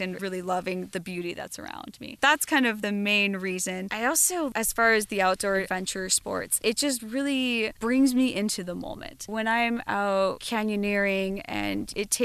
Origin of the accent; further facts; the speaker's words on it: Southern California, United States; also born or lived in Colorado; growing up in Southern California